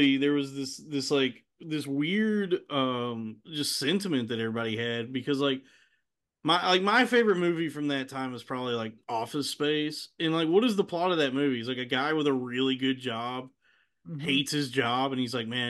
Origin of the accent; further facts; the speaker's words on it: the South, United States; Growing up down south, Red Lobster was like the fanciest it got